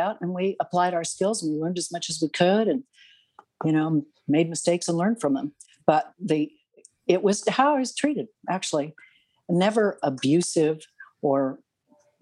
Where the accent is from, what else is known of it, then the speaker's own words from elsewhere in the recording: Canada; I'm a Canadian